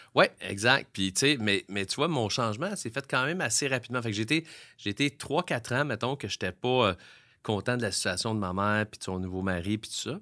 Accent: Montreal, Quebec, Canada; Moi, je viens de Montréal, je viens de la Chine

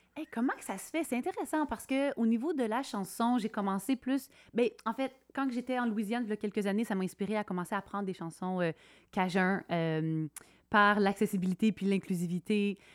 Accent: Quebec, Canada; moved away as an adult; also born or lived in Hay River, Northwest Territories; now in Whitehorse, Canada; Je suis originaire du Québec, mais depuis 2007, j'habite euh, à Whitehorse

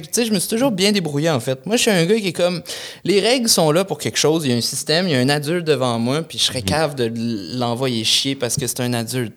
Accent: Lévis, Quebec, Canada; je venais de Lévis pendant longtemps

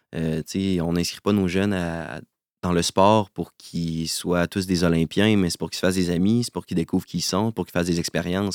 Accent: Quebec, Canada; Je suis originaire euh, de Québec.

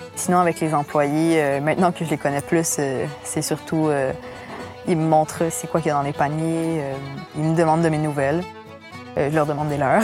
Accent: Maria, Quebec, Canada; Je suis originaire de Maria, en Gaspésie

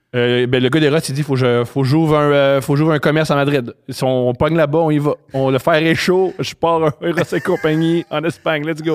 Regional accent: Montreal, Quebec, Canada; je suis, né à Montréal, j'ai grandi à Montréal et j'ai adoré mon enfance

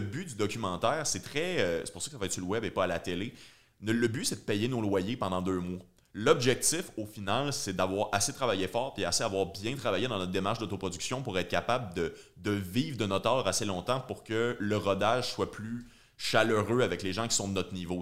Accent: Joliette, Quebec, Canada; je viens de Joliette

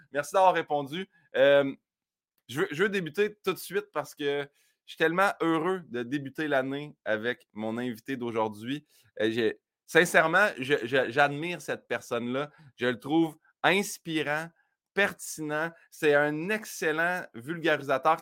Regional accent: Saint-Hyacinthe, Quebec, Canada; à Saint-Hyacinthe, ma ville natale

